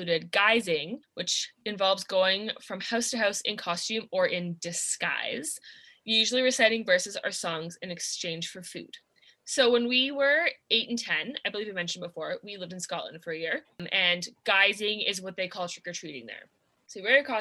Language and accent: English; Vancouver, British Columbia, Canada; we grew up in the Vancouver area